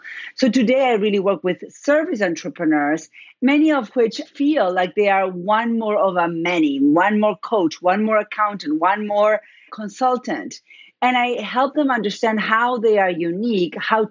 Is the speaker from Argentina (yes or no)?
yes; Argentina; accent: Argentine; first language Spanish; English is a second language; moved away as an adult; now in United States; I'm originally from Argentina. That's where my accent is. Spanish is my first language